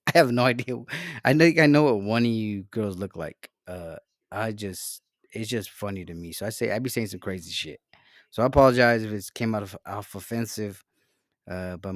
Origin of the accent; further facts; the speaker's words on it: Salinas, California, United States; I'm from Salinas.